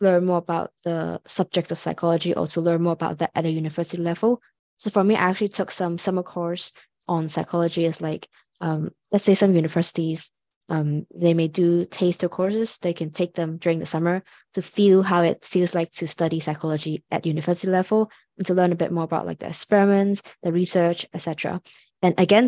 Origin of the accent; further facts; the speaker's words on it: Hong Kong; now in London, United Kingdom; I'm actually from Hong Kong. So like Hong Kong is quite stressful